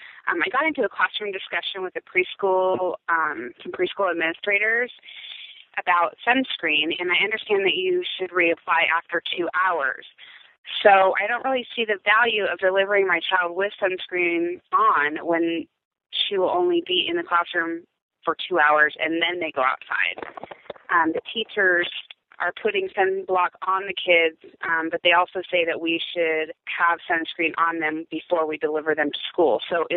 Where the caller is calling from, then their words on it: San Diego, California, United States; I'm calling from San Diego, California